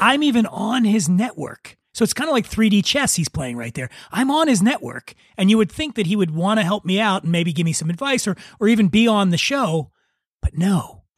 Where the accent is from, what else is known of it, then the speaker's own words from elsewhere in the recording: Philadelphia, Pennsylvania, United States; I grew up poor in Philadelphia